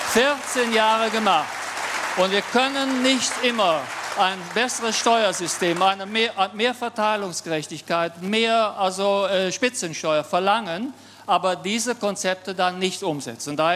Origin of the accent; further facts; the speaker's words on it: Brandenburg, Germany; Ich komme aus Brandenburg, einem Land mit einem großen Strukturwandel.